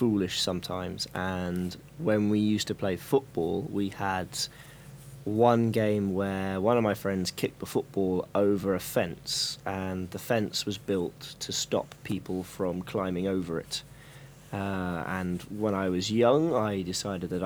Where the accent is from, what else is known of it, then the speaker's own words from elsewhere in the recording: Hillingdon, London, United Kingdom; I was born just outside London in a place called Hillingdon Hospital